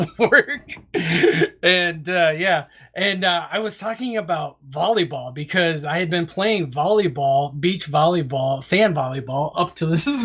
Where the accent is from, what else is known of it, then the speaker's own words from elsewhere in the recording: Urbana, Iowa, United States; my hometown here in Urbana